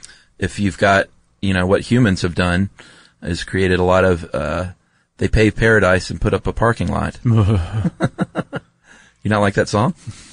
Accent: Southeast, United States; moved away; growing up in the Southeast.

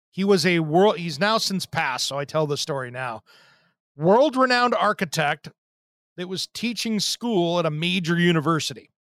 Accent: Tri-Cities, Eastern Washington State, United States; in the Tri-Cities where I grew up in Eastern Washington State

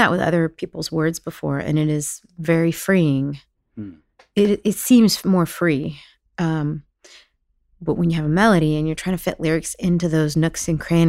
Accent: Dallas, Texas, United States; moved away as an adult; now in New York, United States; We moved to Dallas when I was 4 because she was from Oklahoma and her dad was sick

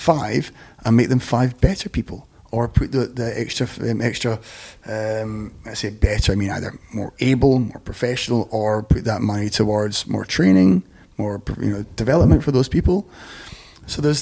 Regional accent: Scotland, United Kingdom; accent: Scottish; It sounds like, you know, what, Scottish

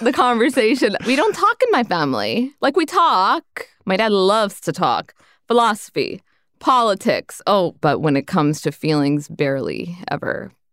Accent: Brampton, Ontario, Canada; also born or lived in Malton; I grew up in Malton and Brampton, which are two very heavy working class immigrant suburbs in Canada, in Ontario

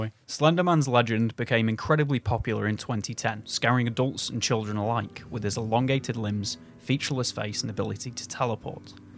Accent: England, United Kingdom; I'm English.

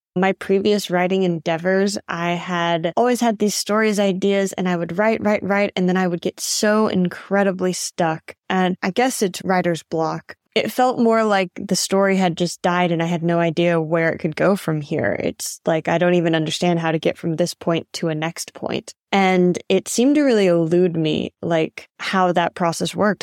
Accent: Fort Worth, Texas, United States; moved away as an adult; also born or lived in China; now in Thailand; from Fort Worth, Texas

